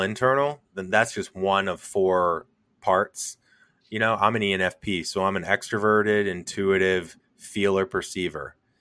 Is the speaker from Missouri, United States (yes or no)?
yes; St. Louis, Missouri, United States; I'm from Saint Louis